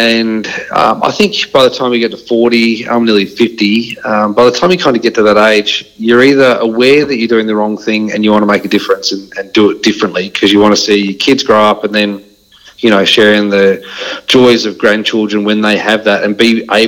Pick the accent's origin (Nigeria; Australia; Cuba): Australia; Dandenong, Victoria; also born or lived in Mount Gambier, South Australia / Geelong, Victoria; I grew up in Dandenong. I was there definitely living on the wrong side of the tracks for the first probably 18 years of my life